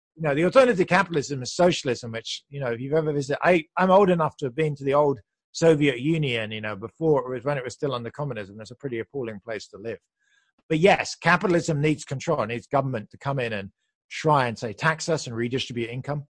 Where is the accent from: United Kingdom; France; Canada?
United Kingdom; moved away as an adult; now in United States; You can hear I'm British, but I moved to the U S back then.